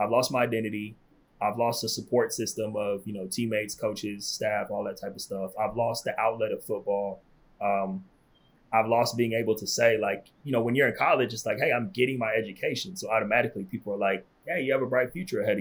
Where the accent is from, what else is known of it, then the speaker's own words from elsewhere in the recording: California, United States; moved away as an adult; I'm from California